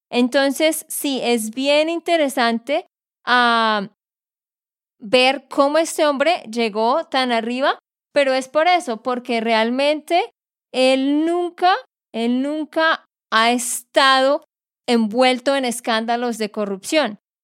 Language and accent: Spanish; Santander, Colombia; de Santander, Colombia.